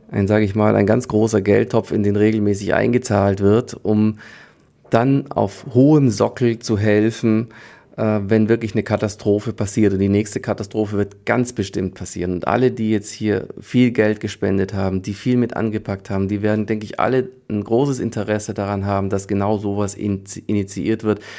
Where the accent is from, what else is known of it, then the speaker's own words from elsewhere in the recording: Leipzig, Saxony, Germany; born there; ich bin ja in der DDR geboren, in Leipzig, da war die Sirenenprobealarm.